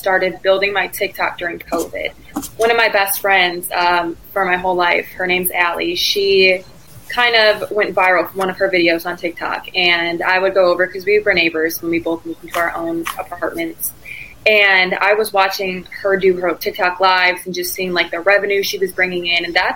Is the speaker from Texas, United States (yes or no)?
no; Batavia, Illinois, United States; moved away as an adult; also born or lived in Stillwater, Oklahoma; I am from Batavia, Illinois, grew up.